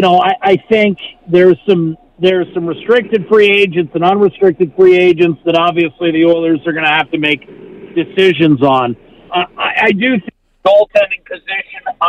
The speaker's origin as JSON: {"language": "English", "region": "Western Pennsylvania", "country": "United States", "moved": "yes", "lives_now": "Edmonton, Canada", "said": "I'm a guy from Western Pennsylvania"}